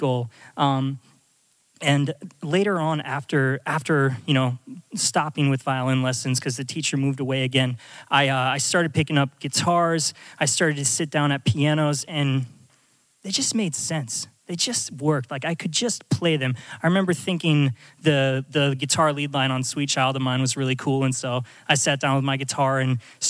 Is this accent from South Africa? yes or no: no; Alaska, United States; moved away as an adult; I'm from Alaska. I grew up in this tiny little town out in the middle of nowhere.